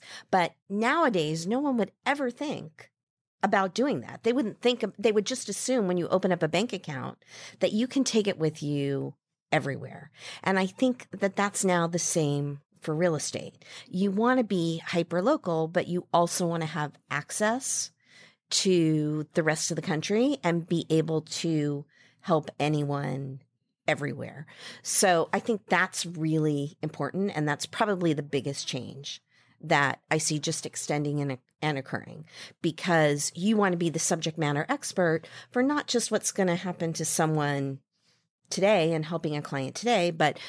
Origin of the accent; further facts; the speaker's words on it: Midwest, United States; I grew up in the Midwest, and there was a little local bank in the shopping mall near our house.